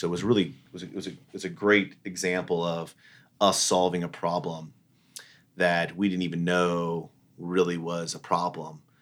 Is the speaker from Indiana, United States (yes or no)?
yes; Fort Wayne, Indiana, United States; moved away; growing up in Fort Wayne, Indiana